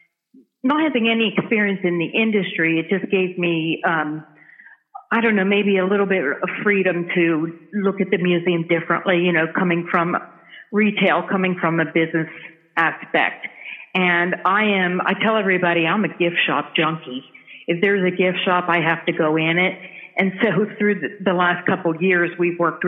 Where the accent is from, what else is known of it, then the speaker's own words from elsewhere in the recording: New Jersey, United States; moved away as an adult; now in Chattanooga, United States; I am originally from New Jersey. I was born and raised in New Jersey, and about 34 years ago, I moved south to Chattanooga, Tennessee